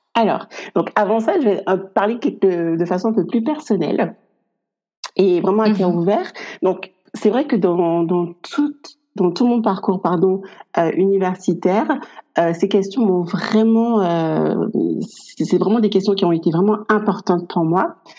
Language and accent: French; Guadeloupe; moved away as an adult; now in France; je suis originaire également de la Guadeloupe. Et je vis en France depuis maintenant 12 ans.